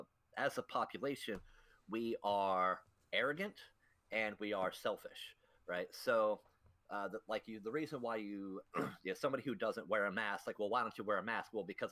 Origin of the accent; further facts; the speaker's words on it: United States; Yeah, I'll do what I want because I'm American.